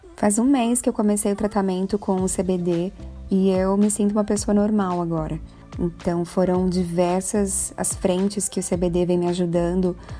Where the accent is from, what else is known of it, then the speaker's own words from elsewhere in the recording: Brazil; nós temos como brasileiros